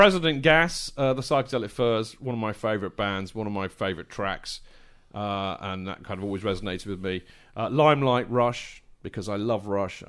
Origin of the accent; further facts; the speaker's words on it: Winchester, South East England, United Kingdom; moved away as an adult; now in London, United Kingdom; I came from Winchester.